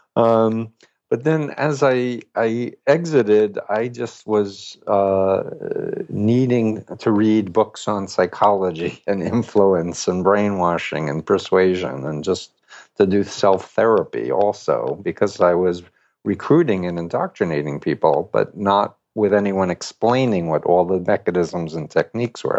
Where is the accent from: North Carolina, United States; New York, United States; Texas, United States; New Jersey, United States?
New York, United States; New York City; I'm from Flushing, Queens, New York